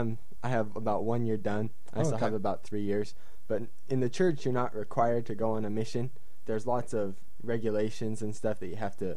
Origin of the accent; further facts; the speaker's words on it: Salt Lake City, Utah, United States; moved away as an adult; now in Japan; I'm from Salt Lake City, Utah, and I came to Japan about a year and 3 months ago.